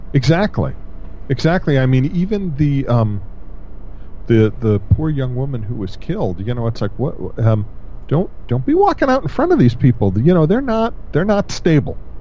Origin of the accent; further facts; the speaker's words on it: Connecticut, United States; I grew up in Connecticut